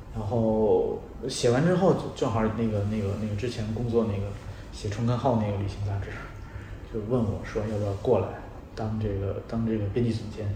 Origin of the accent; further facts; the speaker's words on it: Beijing, China; 像我是北京长大的